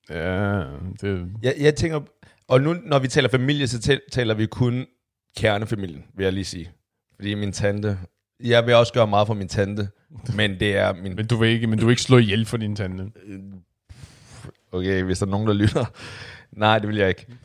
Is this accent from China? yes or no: yes; China; Lige noget baggrund. Jeg er fra Kina